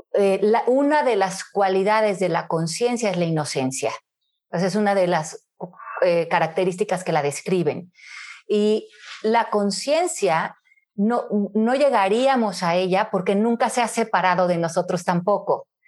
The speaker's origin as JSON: {"language": "Spanish", "region": "Mexico City", "country": "Mexico", "tie": "born or raised there", "also_born_or_lived": "Miami", "moved": "as an adult", "said": "nací en la Ciudad de México, en 1970. Eh, crecí en México hasta los 27 años, que me mudé por un trabajo a Miami"}